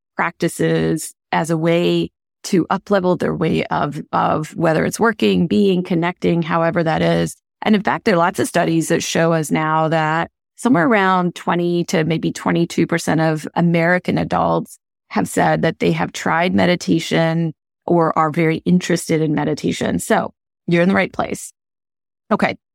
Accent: India; moved away; I grew up in India

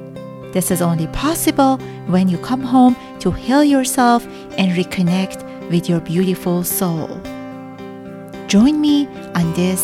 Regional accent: Iran; first language Persian; English is a second language; Farsi is my mother language, and by now I have 35 episodes out.

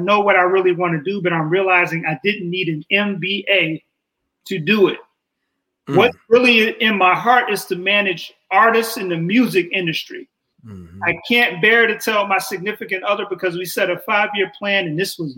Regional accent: United States; I am American

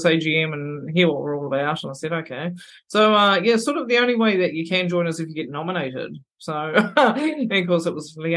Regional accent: Timaru, Canterbury, New Zealand; moved away as an adult; now in Rarotonga, Cook Islands; we're from Timaru, which is 2.5 hours south of Christchurch

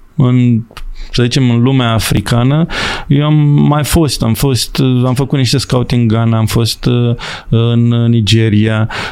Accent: Romania; moved away as an adult; also born or lived in England / Ireland / Hungary / Malawi; sunt român

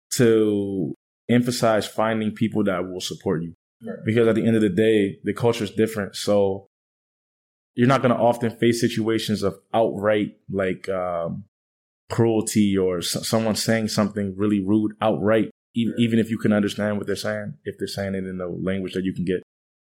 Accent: Washington, District of Columbia, United States; now in Thailand; Washington, D.C.

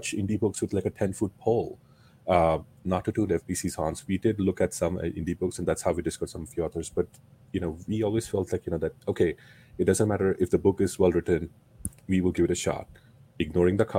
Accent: India; moved away as an adult; now in United States; I was growing up in India

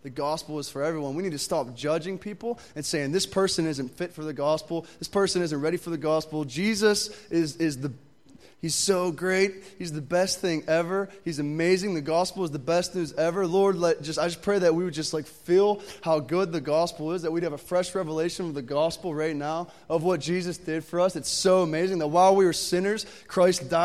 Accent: Pittsburgh, Pennsylvania, United States; I'm actually from Pittsburgh

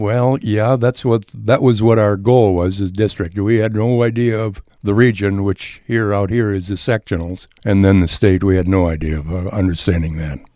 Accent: Edgerton, Minnesota, United States; moved away as an adult; also born or lived in upstate New York; now in New York, United States; I was born and raised on a farm in southern, southwestern Minnesota

